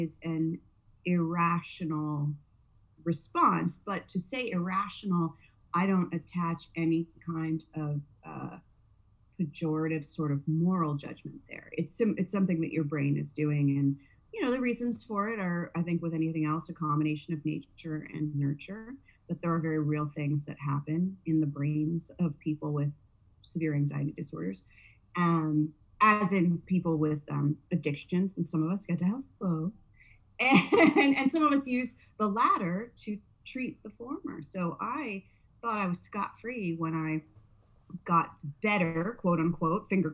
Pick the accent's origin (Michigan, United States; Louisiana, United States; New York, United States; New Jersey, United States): New Jersey, United States; now in Southern California, United States; I'm from New Jersey